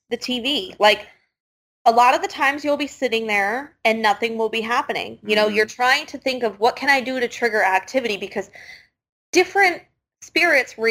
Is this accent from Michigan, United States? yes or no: yes; Michigan, United States; moved away as an adult; also born or lived in Pennsylvania; I was born and raised in Michigan.